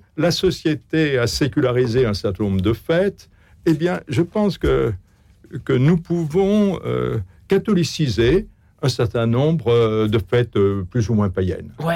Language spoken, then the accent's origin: French; France; je, crois qu'on est français